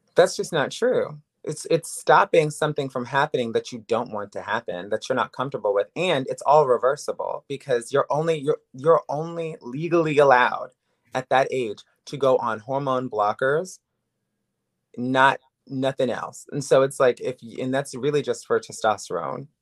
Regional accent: Woodbridge, Virginia, United States; also born or lived in New York City / Miami; now in Los Angeles, United States; I am from Woodbridge, Virginia originally, but I've lived in New York City, I've lived in Miami, I've lived in L A, I've lived in L A for nine years

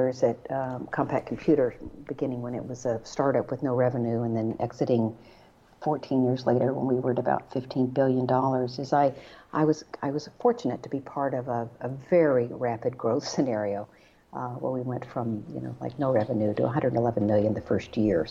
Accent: Texas, United States; I grew up in Texas

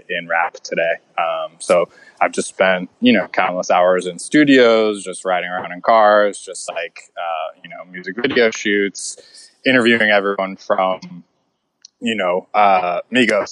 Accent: Orlando, Florida, United States; moved away; also born or lived in Atlanta; I grew up in Florida. So I grew up in the South

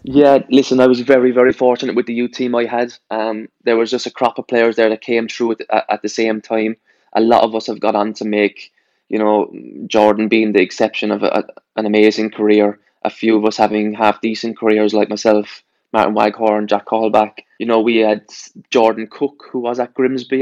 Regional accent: Ireland; moved away; also born or lived in Ipswich / Plymouth

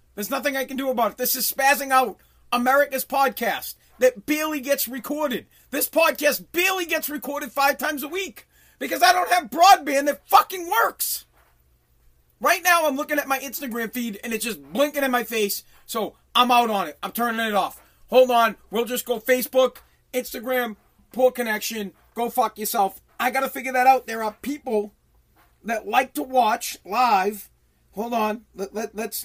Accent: Massachusetts, United States; Here in Massachusetts, I talk about Mass because I'm from Mass

